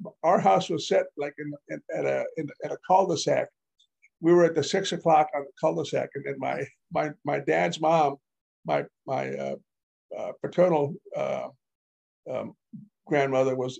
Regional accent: Beeville, Texas, United States; born or raised there; also born or lived in Alice, Texas

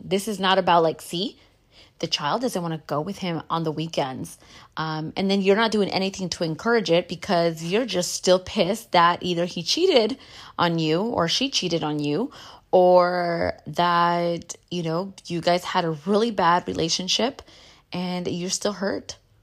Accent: United States; As a Chicana, I grew up in the Catholic church

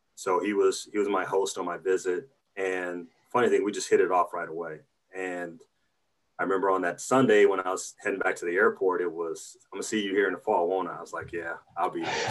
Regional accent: Battle Creek, Michigan, United States; moved away; also born or lived in Columbia, South Carolina / Iowa City, Iowa; growing up in Battle Creek

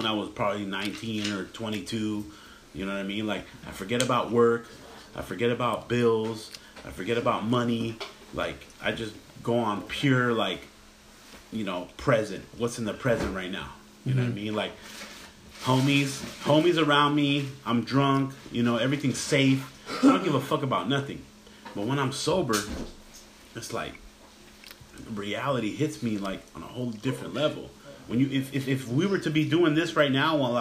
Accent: Los Angeles, California, United States; I grew up in Mid-City, which is literally, let's say, between downtown and Venice Beach

